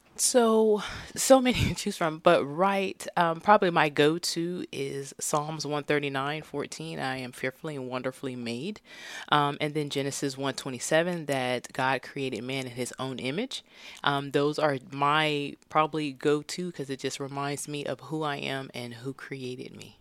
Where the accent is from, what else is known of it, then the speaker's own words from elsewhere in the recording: Stockton, California, United States; moved away; I was actually born and raised in Stockton, California